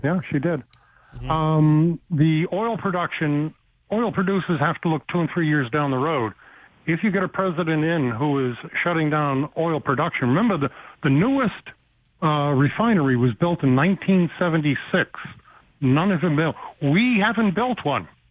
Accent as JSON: {"language": "English", "country": "United States"}